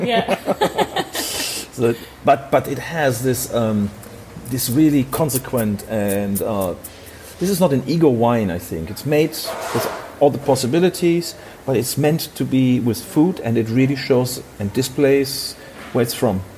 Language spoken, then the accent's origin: English; Hamburg, Germany; I'm from Hamburg, Germany.